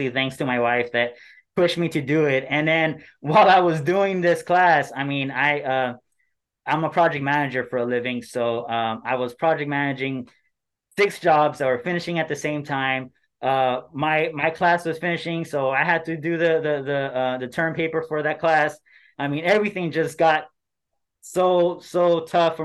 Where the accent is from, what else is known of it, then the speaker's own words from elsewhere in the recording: Los Angeles, California, United States; born and raised here